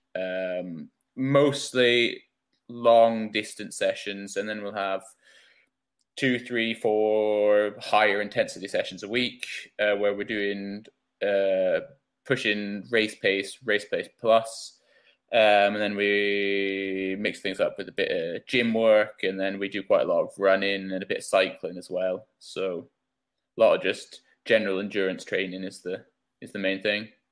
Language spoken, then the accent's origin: English; Scotland, United Kingdom; also born or lived in England; I was uh, born in England, but I only lived there for about a year, so I kind of feel or like if I talk about home, then home for me is Scotland.